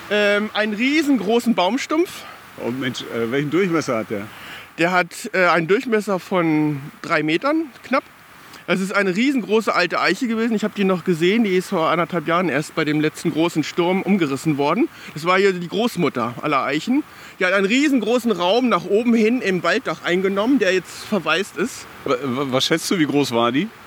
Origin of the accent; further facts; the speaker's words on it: Hanover, Lower Saxony, Germany; Früher war hier das Vogelschutzgehölz als kleiner Junge. Ich bin in Botfeld geboren